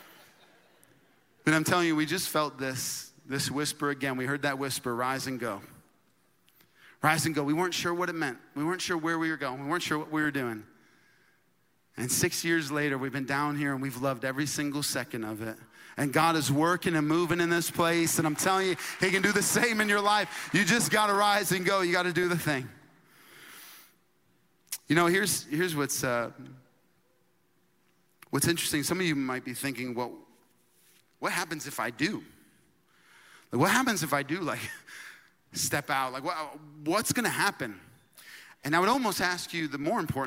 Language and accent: English; New York, United States; moved away as an adult; now in Florida, United States; I'm a New Yorker